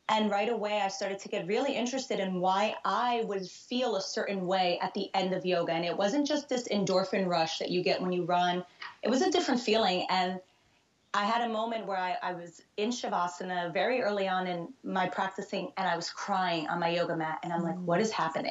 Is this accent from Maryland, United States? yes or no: no; New York City, New York, United States; moved away as an adult; also born or lived in Brazil / Hoboken, New Jersey; I was born in Brazil and grew up in the New York City area my whole life